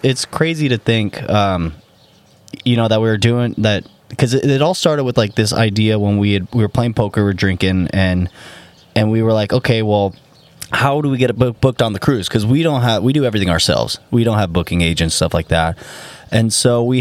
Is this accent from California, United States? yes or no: yes; Santa Clarita, California, United States; We're from Santa Clarita